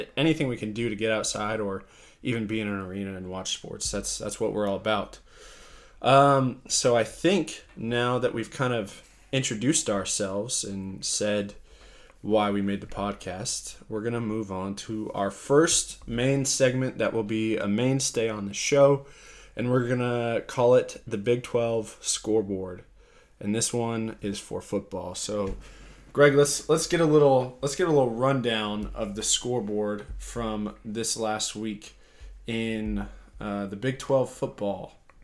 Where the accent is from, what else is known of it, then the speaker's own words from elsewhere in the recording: Colorado, United States; I'm from Colorado